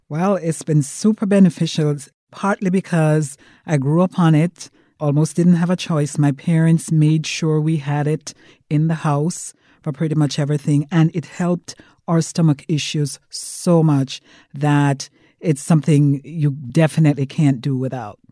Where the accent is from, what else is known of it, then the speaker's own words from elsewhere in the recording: Jamaica; I'm from Jamaica